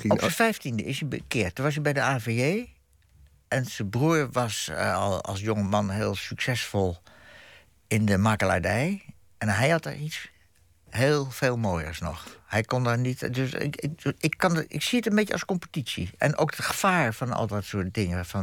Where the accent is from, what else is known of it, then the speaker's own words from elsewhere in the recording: Groningen, Netherlands; born there; also born or lived in Bussum; Ik ben in Groningen geboren.